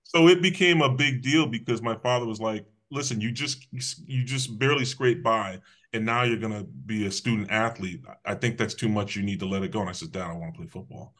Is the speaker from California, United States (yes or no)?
no; Hamden, Connecticut, United States; also born or lived in New Haven, Connecticut / West Haven, Connecticut; I was raised in Hamden, Connecticut.